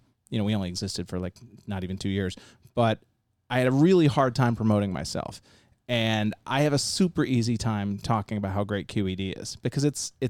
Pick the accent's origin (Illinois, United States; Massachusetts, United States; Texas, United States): Massachusetts, United States; I grew up in Massachusetts.